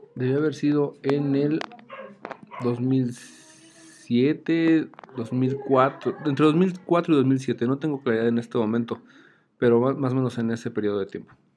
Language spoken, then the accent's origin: Spanish; Mexico